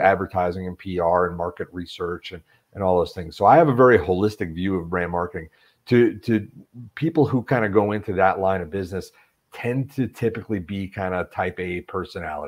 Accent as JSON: {"language": "English", "area": "Western Long Island", "region": "New York", "country": "United States", "tie": "born or raised there", "also_born_or_lived": "Brooklyn, New York", "moved": "as an adult", "said": "I grew up in New York, from Brooklyn originally, but grew up in kind of Western Long Island, right next to Queens."}